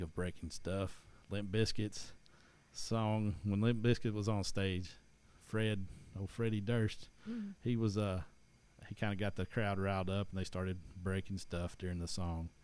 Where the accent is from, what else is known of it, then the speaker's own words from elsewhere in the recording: East Tennessee, United States; I'm from East Tennessee